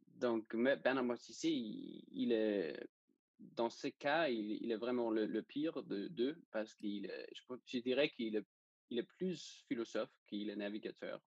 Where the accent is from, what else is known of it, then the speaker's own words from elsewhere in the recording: Denmark; French is a second language; je suis danois et c'est pour ça que j'ai un petit accent, peut-être